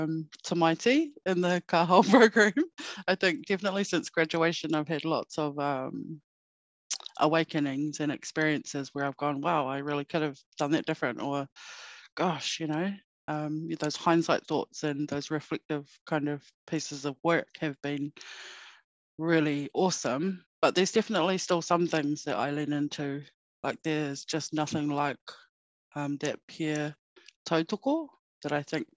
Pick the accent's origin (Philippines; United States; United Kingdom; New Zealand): New Zealand; Murihiku, Hokonui, Southland; also born or lived in Northland, New Zealand; now in Christchurch, New Zealand; I'm originally from Mirihiku, so grew up in a small town in Hokonui